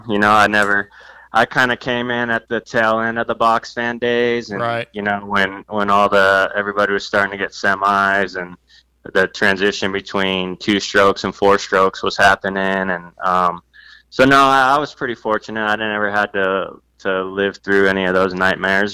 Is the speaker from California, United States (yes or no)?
yes; Valencia, California, United States; I grew up here in Southern California and raced and rode locally